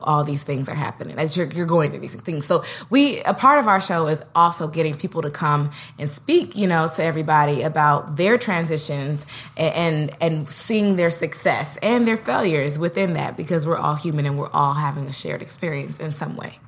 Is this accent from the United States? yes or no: yes; Oakland, California, United States; moved away as an adult; also born or lived in Santa Barbara, California; now in New York, United States; I am from Oakland, California, born and raised